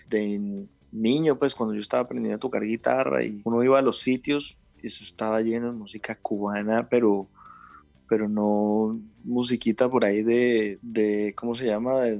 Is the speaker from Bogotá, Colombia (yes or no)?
yes; Bogotá, Colombia; yo creo, como, buen rolo. hasta que me, casé con una caleña.